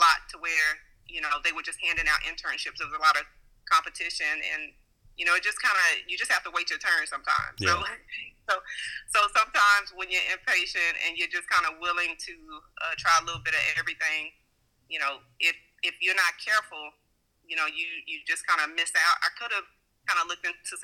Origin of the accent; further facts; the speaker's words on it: Bryan, Texas, United States; now in Houston, United States; I'm currently in Houston. I am from Texas. I'm specifically from Bryan, Texas.